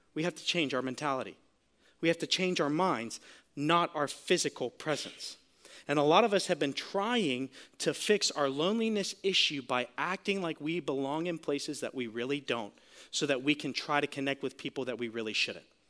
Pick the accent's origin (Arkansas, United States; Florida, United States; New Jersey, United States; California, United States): Florida, United States; Sarasota; I'm from Sarasota, Florida